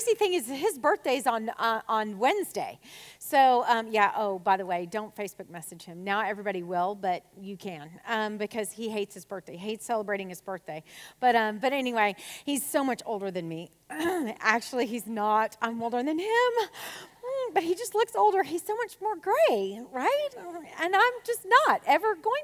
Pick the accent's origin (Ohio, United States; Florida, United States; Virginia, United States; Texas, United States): Texas, United States; Conroe; also born or lived in The Woodlands, Texas / Missouri; now in Magnolia, United States; I'm from Conroe.